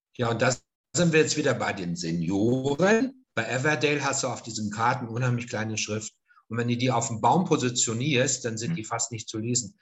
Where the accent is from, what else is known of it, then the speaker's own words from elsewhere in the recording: northern Ruhr area, north of Dortmund, North Rhine-Westphalia, Germany; now in Franconia, Germany; nördliches Ruhrgebiet, Münsterland, also nördlich von Dortmund ist mein, mein Ort, wo ich herstamme.